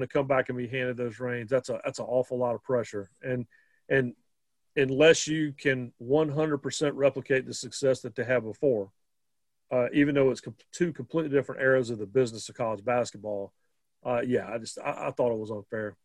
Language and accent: English; North Carolina, United States; I grew up in North Carolina